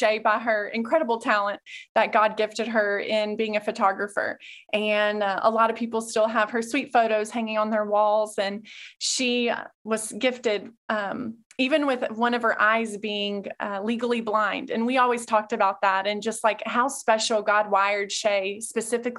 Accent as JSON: {"language": "English", "town": "Clarksville", "region": "Tennessee", "country": "United States", "tie": "born or raised there", "said": "I was born and raised here in Clarksville."}